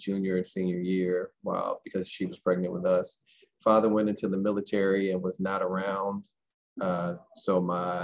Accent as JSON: {"language": "English", "town": "St. Louis", "region": "Missouri", "country": "United States", "tie": "born or raised there", "said": "I am from St. Louis, born and raised behind Sumner High School"}